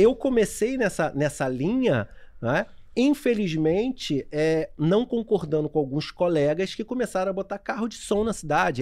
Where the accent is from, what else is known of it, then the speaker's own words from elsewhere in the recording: São Gonçalo, Rio de Janeiro, Brazil; moved away as an adult; also born or lived in Niterói; eu nasci na cidade do Rio de Janeiro, na Tijuca mas sempre fui criado é, em Niterói e em São Gonçalo até os 24 anos.